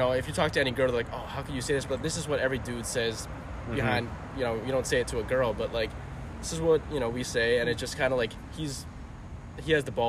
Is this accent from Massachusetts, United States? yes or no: yes; Boston, Massachusetts, United States; moved away as an adult; also born or lived in New Hampshire; now in Florida, United States; I'm from Boston